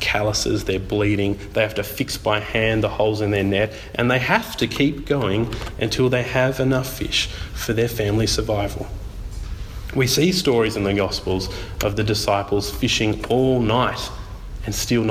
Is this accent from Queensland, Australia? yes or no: no; Tasmania, Australia; I'm from Tassie